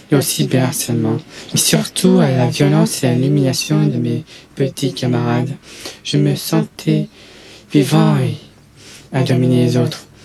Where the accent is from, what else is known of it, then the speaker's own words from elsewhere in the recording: Toulouse, Occitania, France; born there; Je suis français, je mesure 1m88, 104 kg. Je suis né à Toulouse, dans le Mirail